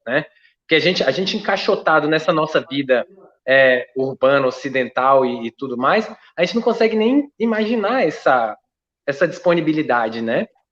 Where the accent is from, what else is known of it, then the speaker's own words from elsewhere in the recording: Brasília, Federal District, Brazil; eu sou aqui do DF